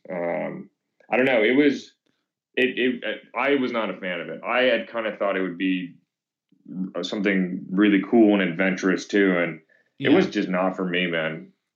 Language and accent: English; Thousand Oaks, California, United States; also born or lived in Venice, Los Angeles / Houston / North Hollywood / West LA; now in Ventura, United States; grew up in Thousand Oaks